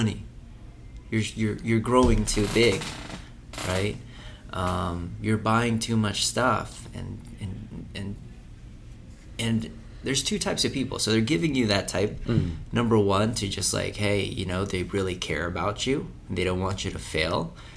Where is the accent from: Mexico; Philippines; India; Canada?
Philippines; I was raised in Philippines.